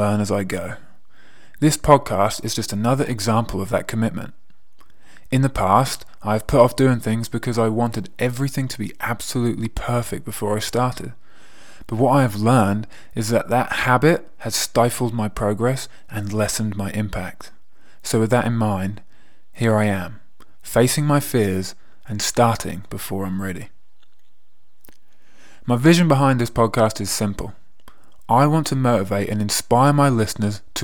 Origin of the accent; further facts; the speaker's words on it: England, United Kingdom; moved away as an adult; also born or lived in America / Canada / Scotland / Australia; now in Milan, Italy; If you haven't already guessed from my accent, I am from England.